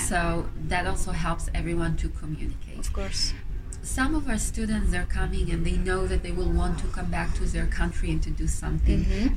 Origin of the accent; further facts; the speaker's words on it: Israel; moved away as an adult; now in Paris, France; I come originally from Israel